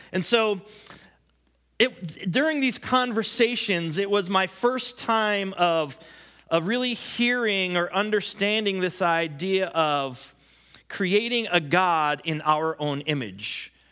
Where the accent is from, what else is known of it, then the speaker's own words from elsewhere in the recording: United States; I'm an American